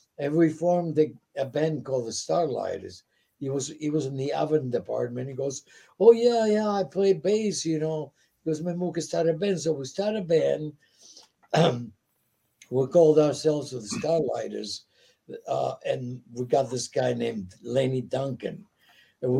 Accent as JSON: {"language": "English", "country": "Italy", "second_language": "English", "moved": "yes", "said": "I came from Italy. I was just here. I didn't speak English."}